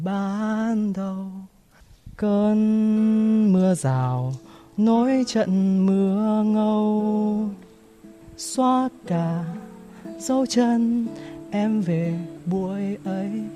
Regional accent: Hanoi, Vietnam; tôi sinh ra và lớn lên ở Hà Nội

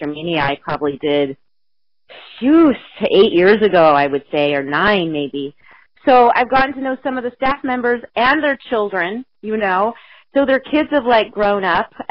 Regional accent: Columbia, Missouri, United States; moved away; I'm originally from Missouri

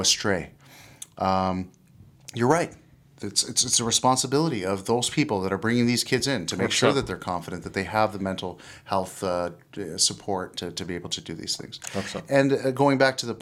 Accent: Canada; I'm Canadian

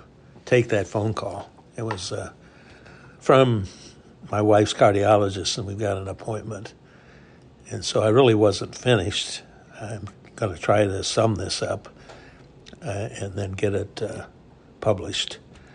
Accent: Indianola, Iowa, United States; I come from Iowa. I'm a Depression baby. In Iowa, we had a strange societal system in Indianola, Iowa, which it was called God's Little Acre in the 40s

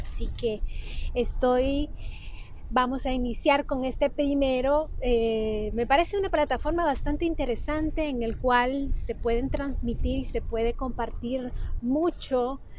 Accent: Honduras; also born or lived in Tegucigalpa; soy de Honduras, radicó en la ciudad de Tegucigalpa

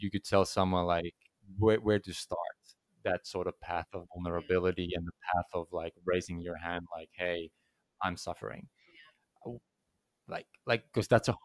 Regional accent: Finland; I come from Finland

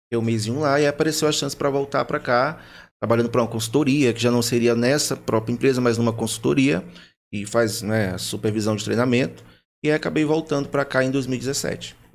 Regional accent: Teresina, Piauí, Brazil; moved away as an adult; now in Votuporanga, Brazil; Sou piauiense, de Teresina.

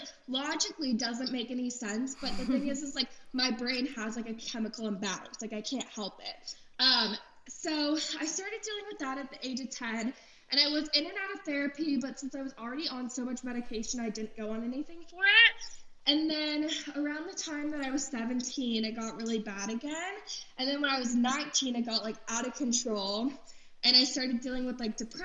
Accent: Florida, United States; also born or lived in Los Angeles; now in Nashville, United States; I grew up in Florida for the most part

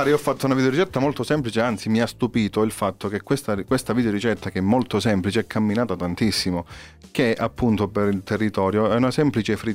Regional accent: Calabria, Italy; siamo calabresi.

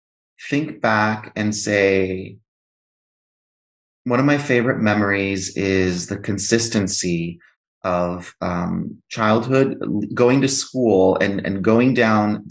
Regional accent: Greece; moved away; I'm actually half Greek, and I was raised in Greece.

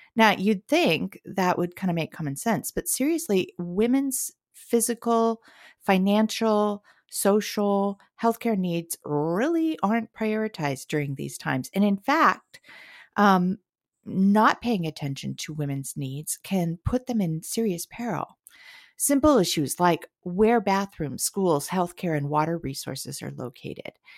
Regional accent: Southern California, United States; now in Portland, United States; I grew up in a little beach community in Southern California

